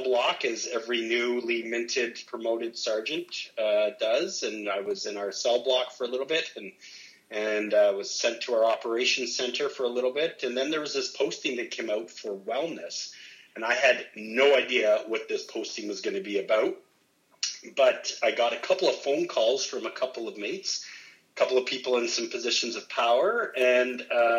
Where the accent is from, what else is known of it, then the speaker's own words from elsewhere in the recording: Ottawa, Ontario, Canada; also born or lived in Niagara; I decided I wanted to come back to my hometown of Ottawa, and came back here in 2001.